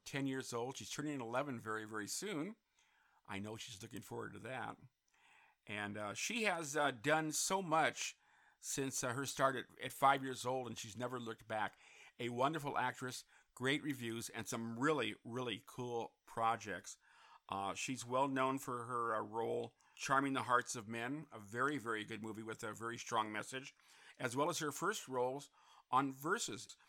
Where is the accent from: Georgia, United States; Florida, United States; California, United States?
California, United States; Santa Clarita; my hometown of Santa Clarita